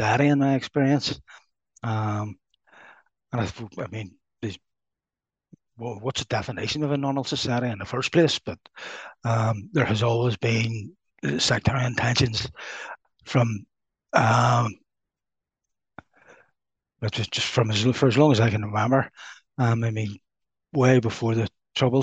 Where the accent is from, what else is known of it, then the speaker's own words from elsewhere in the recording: Belfast, Northern Ireland, United Kingdom; I grew up in Lower Shankill